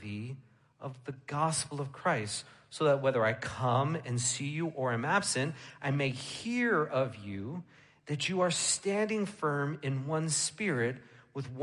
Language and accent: English; New York, United States; moved away as an adult; where I grew up in New York